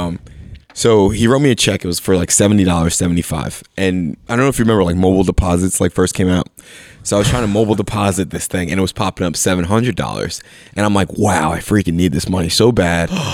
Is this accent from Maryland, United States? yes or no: no; Bethlehem, Pennsylvania, United States; moved away as an adult; also born or lived in Philadelphia area; I grew up in Bethlehem